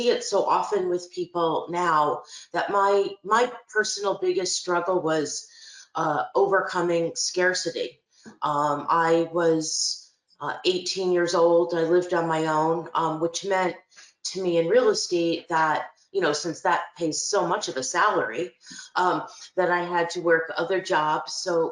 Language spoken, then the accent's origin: English; Albany, New York, United States; also born or lived in East Greenbush; I'm from Albany. I was born and raised in the capital region, primarily in Albany. I lived till I was 18 years